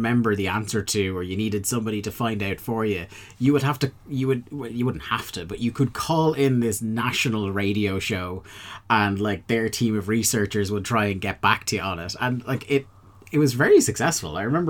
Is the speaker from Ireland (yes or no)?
yes; Ireland